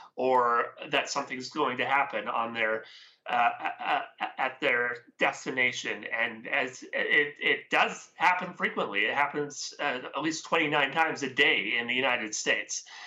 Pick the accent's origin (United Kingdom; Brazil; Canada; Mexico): Canada; I am Canadian, so I'm, uh, from the West Coast here.